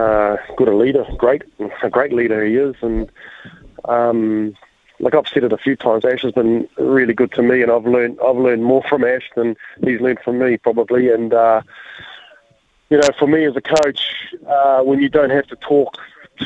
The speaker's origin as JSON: {"language": "English", "region": "Auckland", "country": "New Zealand", "tie": "born or raised there", "moved": "yes", "lives_now": "Hawke's Bay, New Zealand", "said": "I'm born and bred in Henderson and West Auckland"}